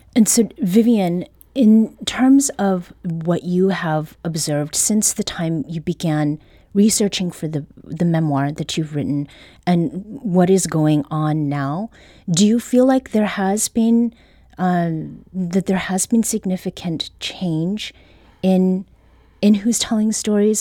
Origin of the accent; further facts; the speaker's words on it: Canada; now in Saint Louis, United States; I was born and raised in Canada